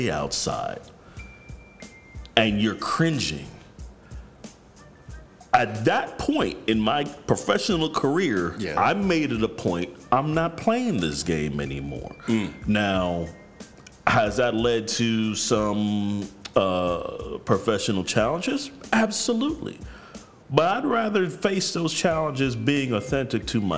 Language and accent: English; New York, United States; I'm from New York